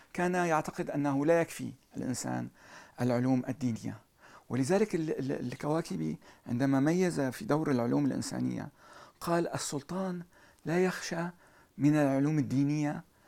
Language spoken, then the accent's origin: Arabic; Aleppo, Aleppo Governorate, Syria; now in Paris, France; أنا أنا ارتبطت بحلب أكثر من كوني حلبي